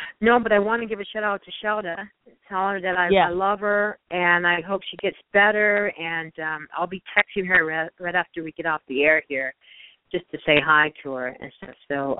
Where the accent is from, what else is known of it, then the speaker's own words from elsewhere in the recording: Detroit, Michigan, United States; Oh, Detroit. Yes.